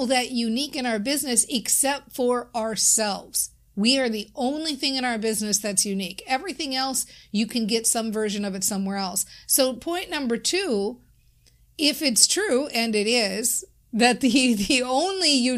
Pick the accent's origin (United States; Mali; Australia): United States; Minnesota; I'm from Minnesota